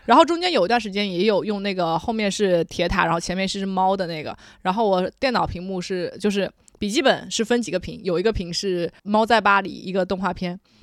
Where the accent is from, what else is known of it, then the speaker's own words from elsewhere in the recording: Jinjiang, Fujian, China; 我的老家晋江或者泉州